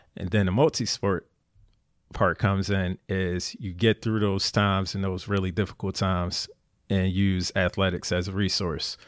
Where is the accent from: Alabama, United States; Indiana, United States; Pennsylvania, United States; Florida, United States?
Pennsylvania, United States; Philadelphia; moved away as an adult; Born and raised in Philly